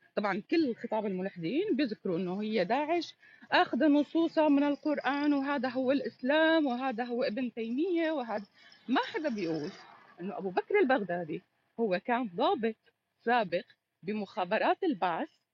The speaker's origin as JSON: {"language": "Arabic", "country": "Syria", "said": "أنا بقول لك اليوم كسورية"}